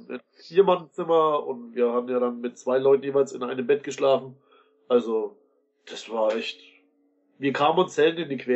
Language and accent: German; Bavaria, Germany; bin aus Bayern, ich bin dann mit dem Zug angereist nach Frankfurt